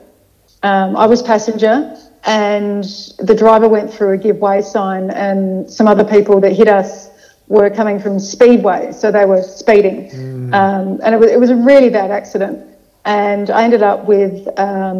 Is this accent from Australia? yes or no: yes; Adelaide, South Australia, Australia; moved away as an adult; now in Melbourne, Australia; I grew up over there. I came here for 2 years with the family travels for dad's work. And then back to Adelaide. So I've spent most of my formative years in Adelaide.